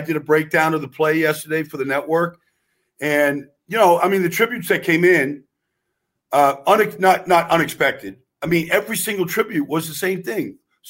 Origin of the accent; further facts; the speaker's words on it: Pittsburgh, Pennsylvania, United States; I'm from Pittsburgh, Carl.